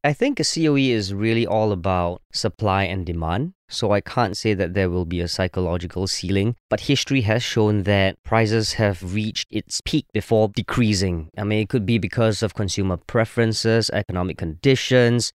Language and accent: English; Singapore; I'm a Singaporean